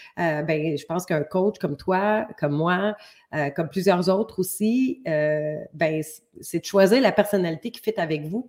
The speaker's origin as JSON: {"language": "French", "town": "Montreal", "region": "Quebec", "country": "Canada", "moved": "as an adult", "lives_now": "Ontario, Canada", "said": "je viens de la région Montréal parce que maintenant j'habite en Ontario"}